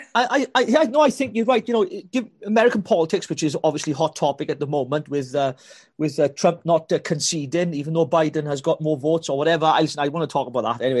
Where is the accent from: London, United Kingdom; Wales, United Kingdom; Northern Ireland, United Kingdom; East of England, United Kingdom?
Wales, United Kingdom; I'm a Welshman. I'm a Welshman from blooming Wales